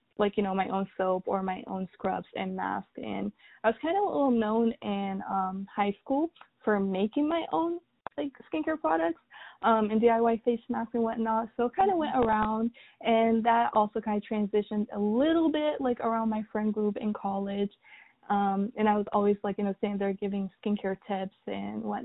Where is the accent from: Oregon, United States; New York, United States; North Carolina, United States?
North Carolina, United States; also born or lived in Sudan; raised in America, same city, same state for like the past 16 years